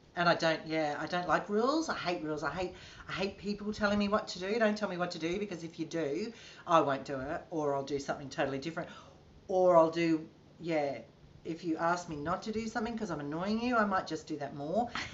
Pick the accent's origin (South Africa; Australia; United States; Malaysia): Australia; Gunnedah, New South Wales; I'm originally from Gunnedah in country New South Wales, which is a little country town